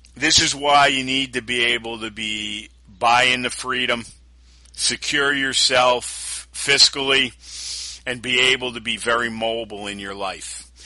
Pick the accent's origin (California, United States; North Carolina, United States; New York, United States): New York, United States; Albany; this is where we are today, especially in my hometown